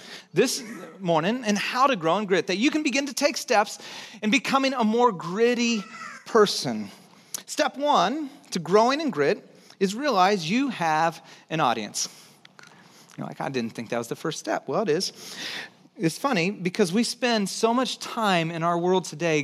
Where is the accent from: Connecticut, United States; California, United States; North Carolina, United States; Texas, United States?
Texas, United States; I'm from Texas, so I say hill